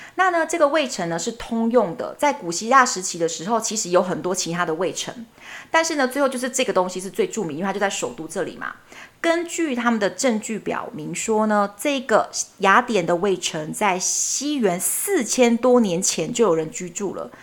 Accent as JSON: {"language": "Chinese", "country": "Taiwan", "said": "很像我们台湾人要拍鬼片的基本色调"}